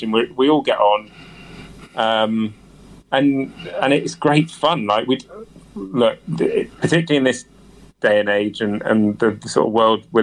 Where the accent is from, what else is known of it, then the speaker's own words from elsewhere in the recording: South West England, United Kingdom; For me, it's growing up in Somerset. It was never really about racing.